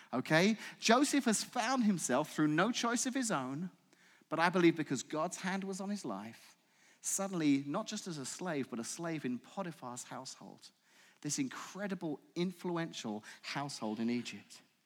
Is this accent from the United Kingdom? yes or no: yes; England, United Kingdom; accent: English; now in United States; I'm from England